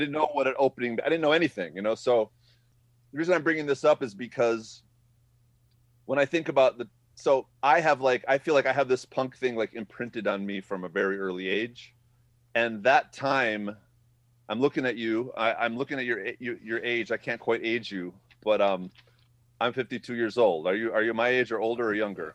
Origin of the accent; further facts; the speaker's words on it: Madison, Wisconsin, United States; I am from Madison, born and raised